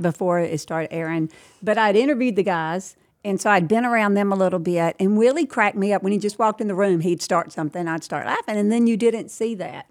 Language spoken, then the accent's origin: English; outside Lake Providence, Louisiana, United States; also born or lived in Alsatia, Louisiana; I was raised twenty minutes outside of Lake Providence